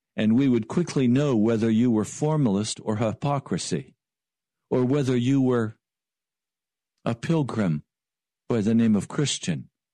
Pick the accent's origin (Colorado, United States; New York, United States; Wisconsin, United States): Colorado, United States; Denver; I was born in Denver, Colorado.